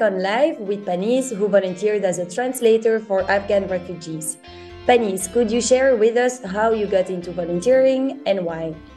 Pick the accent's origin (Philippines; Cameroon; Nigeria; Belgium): Belgium; I'm from Belgium